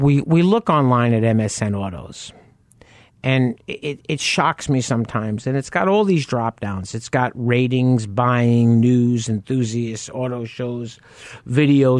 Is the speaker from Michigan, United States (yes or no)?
no; New York, United States; moved away; I grew up in New York